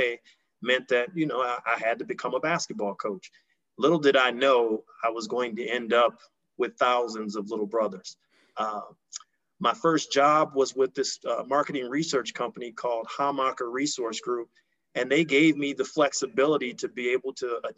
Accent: Milwaukee, Wisconsin, United States; I grew up in Milwaukee, Wisconsin, and was an avid sports fan

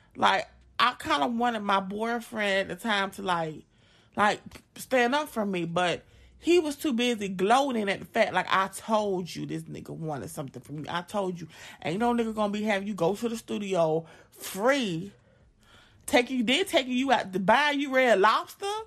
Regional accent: Augusta, Georgia, United States; I'm from Augusta, Georgia

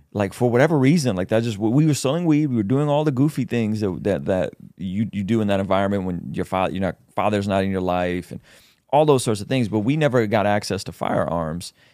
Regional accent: San Diego, California, United States; I grew up in Southeast San Diego

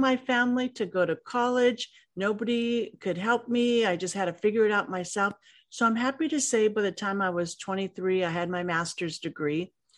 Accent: Los Angeles, California, United States; growing up in Los Angeles wasn't easy

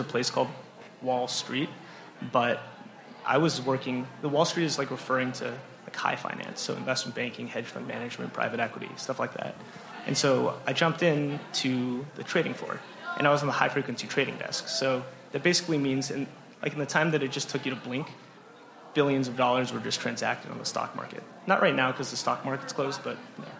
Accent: Los Angeles, California, United States; moved away as an adult; now in Minnesota, United States; I'm from California, LA area

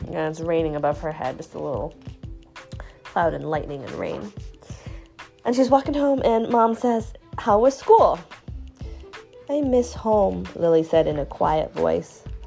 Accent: China; I'm from China.

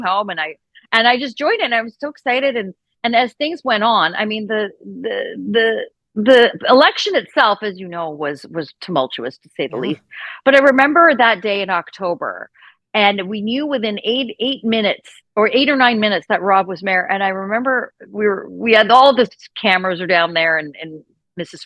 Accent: Saskatchewan, Canada; moved away as an adult; also born or lived in Ontario; now in Toronto, Canada; I grew up in Saskatchewan, born and raised in Saskatchewan

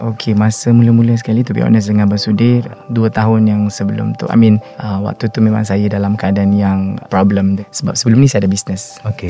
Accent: Tawau, Sabah, Malaysia; moved away as an adult; now in Kuala Lumpur, Malaysia; saya berasal daripada Tawau Sabah dan menetap dekat Kuala Lumpur since study lagi lah until now

